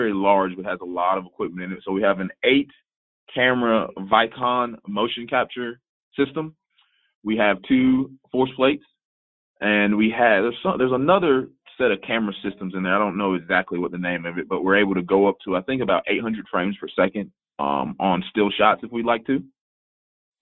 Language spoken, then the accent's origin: English; Tallahassee, Florida, United States; moved away as an adult; now in San Antonio, United States; working at a facility at my hometown in Tallahassee